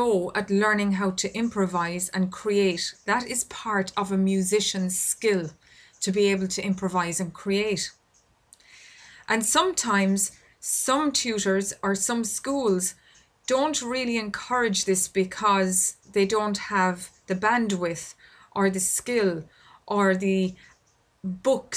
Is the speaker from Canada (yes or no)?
no; Ireland; I record this podcast here in my home country of Ireland